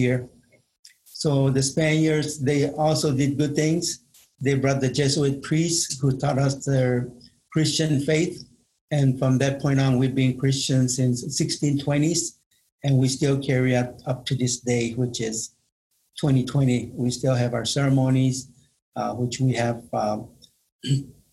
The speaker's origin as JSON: {"language": "English", "town": "Marana", "region": "Arizona", "country": "United States", "tie": "born or raised there", "said": "I'm from Marana, Arizona. Buen Pueblo. And I've lived there all my life, and that's my home."}